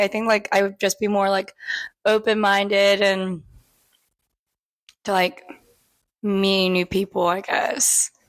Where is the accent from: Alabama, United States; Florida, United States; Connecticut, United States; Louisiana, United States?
Alabama, United States; Birmingham; now in Auburn, United States; I'm from Birmingham, Alabama.